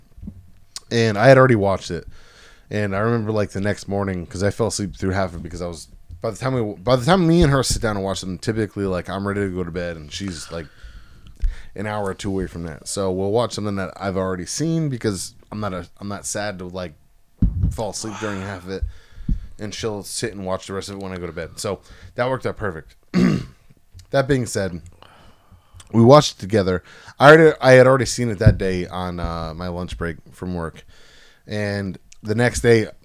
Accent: Rhode Island, United States; we are from Rhode Island

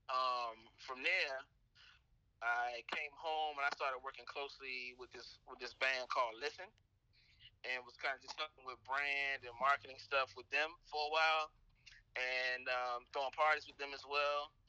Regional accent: Washington, District of Columbia, United States; Uh, I was raised in Southeast D.C., went to uh, Dunbar Senior High School

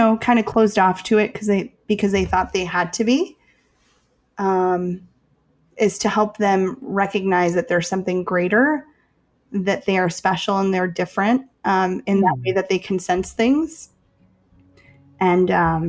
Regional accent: Chicago, Illinois, United States; I'm from Chicago

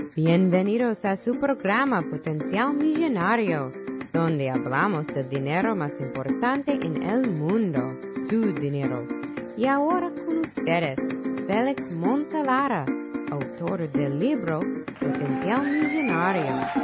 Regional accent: Puerto Rico; en el barrio donde yo nací, se conoce como cash flow. Allá en la gran isla del encanto Puerto Rico

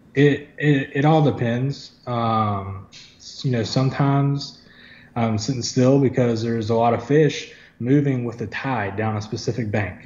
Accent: Wilmington, North Carolina, United States; I'm from Wilmington. Um, I mean, I grew up here. I was born here

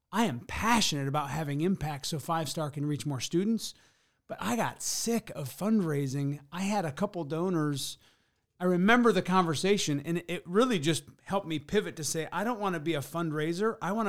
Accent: Pigeon, Michigan, United States; now in South Bend, United States; I'm not from here. I'm from the Thumb of Michigan, Pigeon, Michigan.

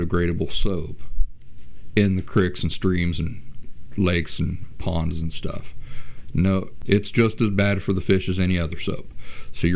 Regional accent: Appalachia, United States; I grew up in Appalachian wilderness

